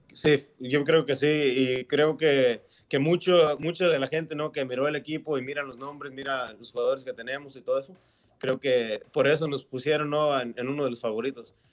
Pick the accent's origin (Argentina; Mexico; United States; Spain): Mexico; moved away; sí nací en, en México yo